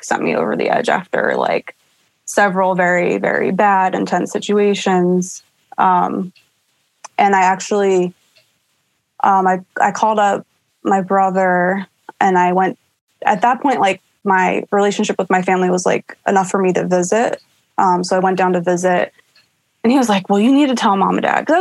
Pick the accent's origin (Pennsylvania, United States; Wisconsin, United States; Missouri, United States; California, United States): Pennsylvania, United States; Drove back to, my home state of Pennsylvania.